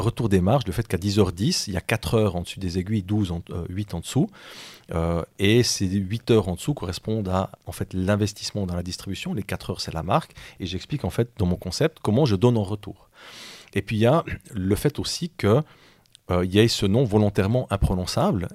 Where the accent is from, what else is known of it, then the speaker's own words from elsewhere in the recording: La Chaux-de-Fonds, Neuchâtel, Switzerland; je viens de Chaux-de-Fonds, on a quand même des, des hein, dans nos montagnes